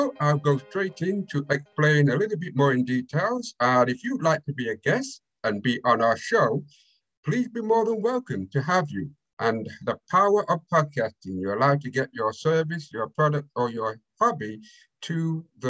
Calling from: United Kingdom; I'm calling from United Kingdom

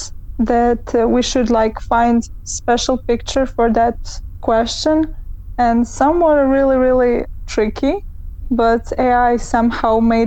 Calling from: Croatia; I'm calling from Croatia

